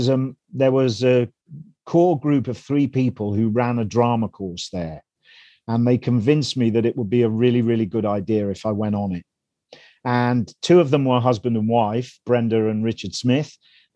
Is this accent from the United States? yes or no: no; Melton Mowbray, East Midlands, United Kingdom; I grew up in Melton Mowbray in Leicestershire, which is a backwater, a seedy backwater in the East Midlands of this country.